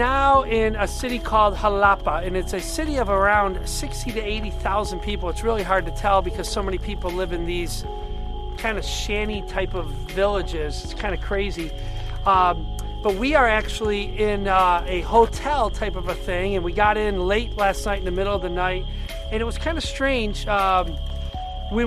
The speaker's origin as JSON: {"language": "English", "country": "United States", "said": "as Christians, as American Christians, with this kind of wealth that we live"}